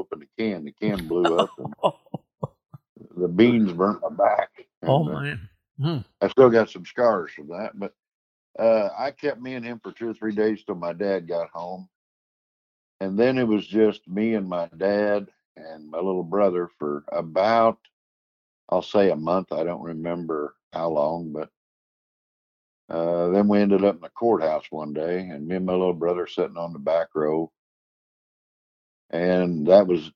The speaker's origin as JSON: {"language": "English", "town": "Terre Haute", "region": "Indiana", "country": "United States", "tie": "born or raised there", "also_born_or_lived": "Paris, Illinois"}